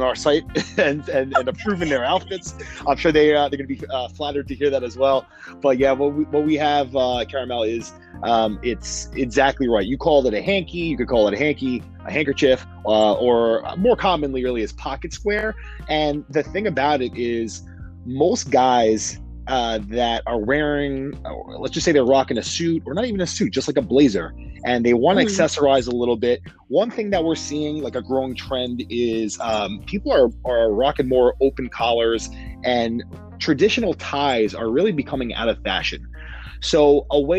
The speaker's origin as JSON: {"language": "English", "town": "New York City", "region": "New York", "country": "United States", "tie": "born or raised there", "said": "Born and raised in Queens, New York. Been here my whole life"}